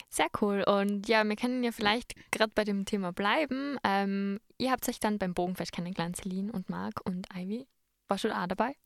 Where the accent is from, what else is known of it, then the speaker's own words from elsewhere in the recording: Innsbruck, Tyrol, Austria; bei uns in Innsbruck